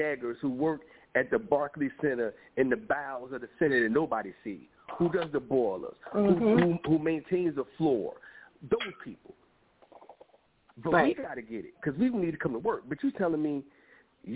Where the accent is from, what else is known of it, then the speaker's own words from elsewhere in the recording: New Jersey, United States; moved away; also born or lived in Atlanta; being from Atlanta, born and raised in New Jersey